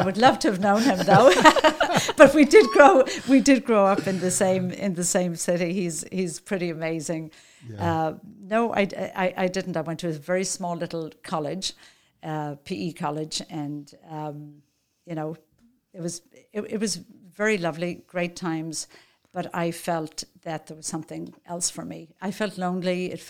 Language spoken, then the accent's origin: English; Dublin, Leinster, Ireland; moved away as an adult; now in United States; I grew up in Dublin, Ireland. I'm one of 8 children.